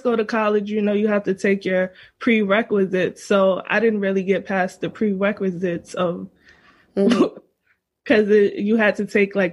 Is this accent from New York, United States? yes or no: yes; New York City, New York, United States; I'm from the Bronx, and I'm a life coach.